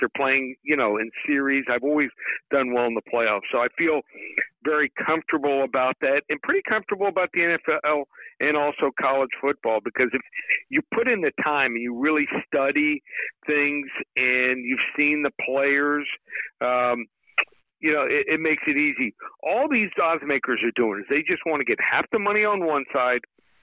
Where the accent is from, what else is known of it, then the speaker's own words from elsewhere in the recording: Miami, Florida, United States; the University of Miami Hurricanes, my hometown team.